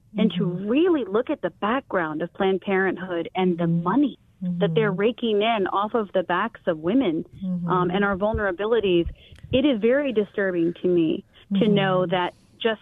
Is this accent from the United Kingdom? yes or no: no; Taiwan; now in United States; growing up in Taiwan